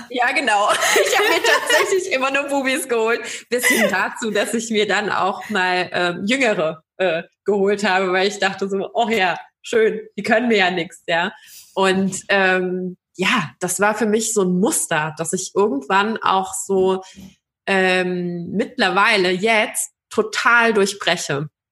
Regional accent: Baden-Württemberg, Germany; ich bin aber auch aus einem sehr traditionellen Haushalt und ich komme aus Baden-Württemberg

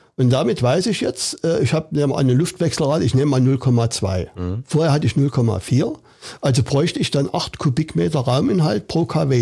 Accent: Saxony, Germany; bei uns in Sachsen

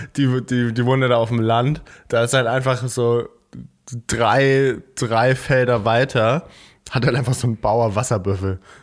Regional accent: Eckernförde, Schleswig-Holstein, Germany; Eckernförde ist ja direkt am Meer, also direkt an der Ostsee, da wo ich, da wo ich herkomme.

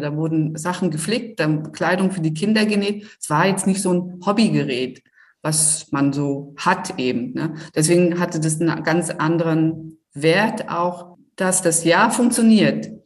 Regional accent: Rostock, Mecklenburg-Vorpommern, Germany; komme ich hier aus Rostock, also direkt aus Rostock

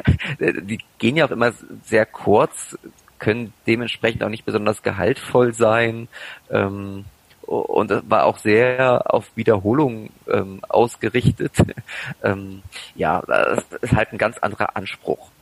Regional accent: Braunschweig, Lower Saxony, Germany; Ich komme aus Braunschweig

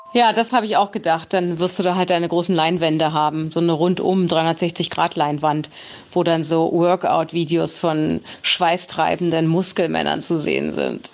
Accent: the West, West Germany, Germany; ich komme ja auch aus dem Westen

